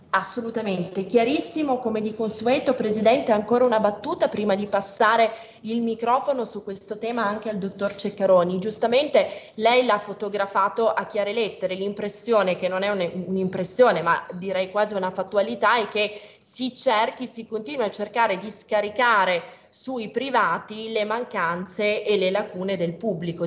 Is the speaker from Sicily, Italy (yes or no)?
no; Piedmont, Italy; io sono piemontese